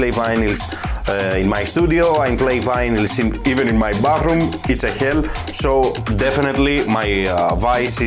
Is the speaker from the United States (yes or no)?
no; Athens, Attica, Greece; I'm from Athens, Greece